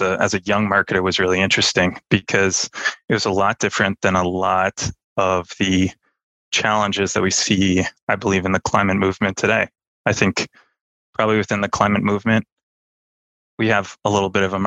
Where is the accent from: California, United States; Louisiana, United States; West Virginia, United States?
California, United States; outside Los Angeles; I grew up outside Los Angeles, fairly liberal enclave near the beach